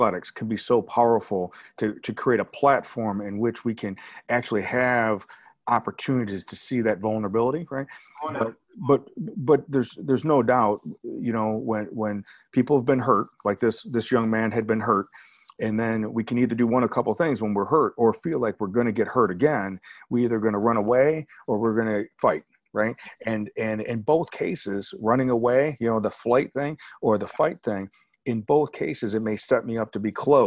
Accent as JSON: {"language": "English", "town": "Rockford", "region": "Illinois", "country": "United States", "tie": "born or raised there", "said": "That's where I was born too."}